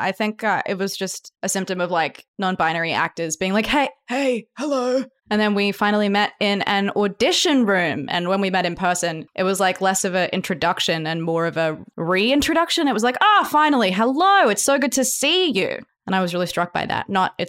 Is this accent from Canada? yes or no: no; Australia; I am noticeably Australian, but I spend a lot of time pretending to be American